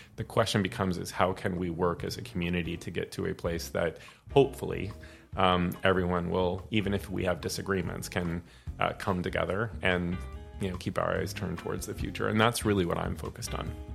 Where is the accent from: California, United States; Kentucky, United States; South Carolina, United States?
California, United States; Santa Rosa; I'm a Sonoma County boy. I was born and raised in Santa Rosa